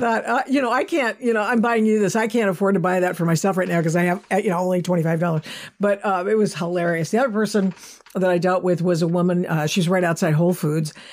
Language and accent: English; Pacific Northwest, Oregon, United States; coming from, growing up in the Pacific Northwest